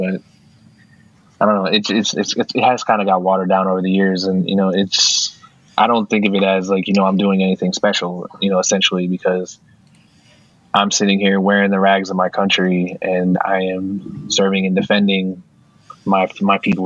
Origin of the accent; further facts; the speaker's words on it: Lancaster, United States; moved away; growing up in Lancaster, Columbia